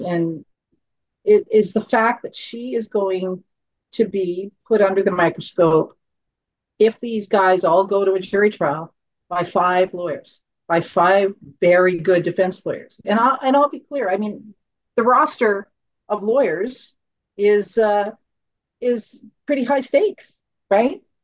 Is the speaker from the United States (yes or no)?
no; Canada; as a Canadian and as a mum